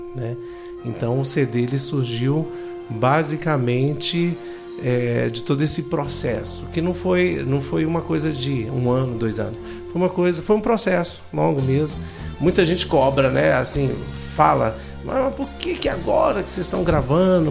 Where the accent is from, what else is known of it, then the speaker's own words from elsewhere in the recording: Brasília, Federal District, Brazil; moved away; also born or lived in Goiânia; eu sou daqui, né? Sou de Brasília